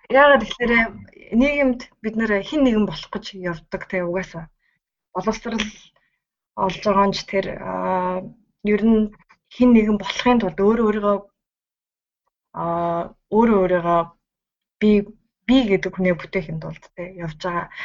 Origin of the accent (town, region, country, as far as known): Mongolia; moved away as an adult; now in Sendai, Japan